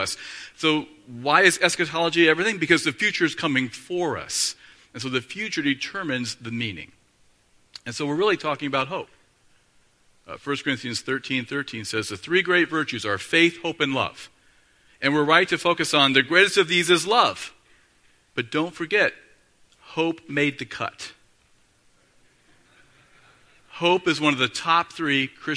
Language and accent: English; Northeast Ohio, United States; I grew up in Northeast Ohio